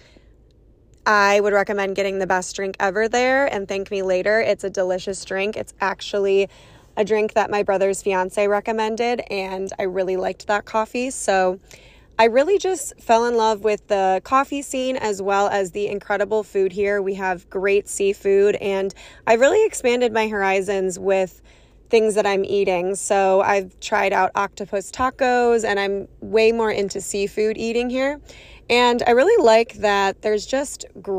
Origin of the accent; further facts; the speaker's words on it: Chicago, Illinois, United States; moved away as an adult; now in San Diego, United States; I'm from Chicago, but I've been living in San Diego for the last, gosh, it's been over 2 years